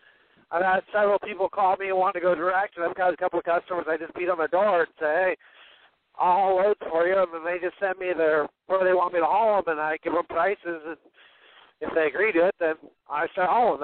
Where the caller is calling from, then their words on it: Arizona, United States; I'm calling from Arizona